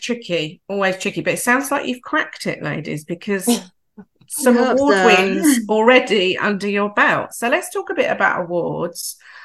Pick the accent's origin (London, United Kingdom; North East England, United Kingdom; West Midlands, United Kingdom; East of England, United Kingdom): East of England, United Kingdom; Hemel Hempstead; It's where I'm born and bred. I was born and bred in Hemel.